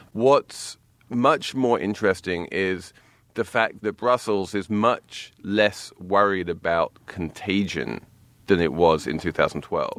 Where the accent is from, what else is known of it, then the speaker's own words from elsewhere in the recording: England, United Kingdom; moved away; When I was growing up in England